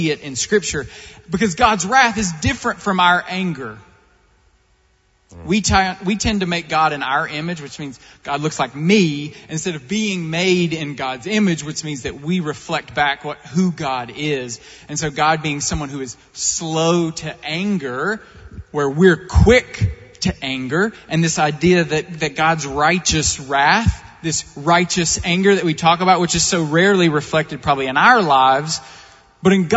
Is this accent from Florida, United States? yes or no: no; Eastern Kentucky, United States; I grew up in Eastern Kentucky in a super conservative fundamentalist background